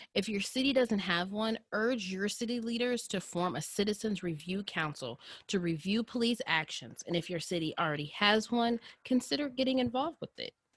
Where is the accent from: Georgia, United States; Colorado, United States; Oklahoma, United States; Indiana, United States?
Indiana, United States; Indianapolis; I grew up in Indianapolis and went to high school, middle school, and partially elementary school in Indianapolis